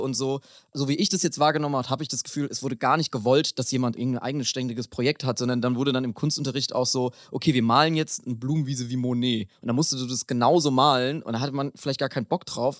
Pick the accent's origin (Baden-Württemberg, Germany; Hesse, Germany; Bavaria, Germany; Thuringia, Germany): Bavaria, Germany; in Bayern, wo ich herkomme